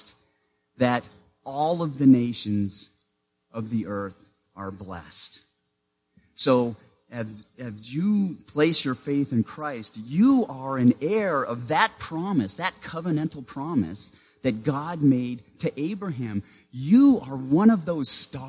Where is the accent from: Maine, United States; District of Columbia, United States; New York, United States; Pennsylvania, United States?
Maine, United States; Growing up in Maine in the small town where I lived, I was what the school district called a walker